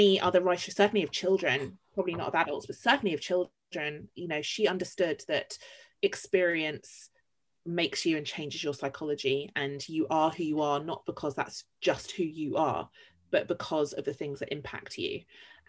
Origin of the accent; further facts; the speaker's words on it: London, United Kingdom; I'm a Londoner through and through